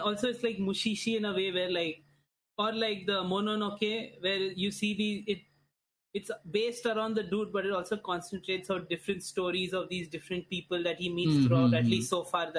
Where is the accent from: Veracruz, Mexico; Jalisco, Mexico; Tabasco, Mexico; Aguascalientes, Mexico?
Veracruz, Mexico; No, I'm from Mexico.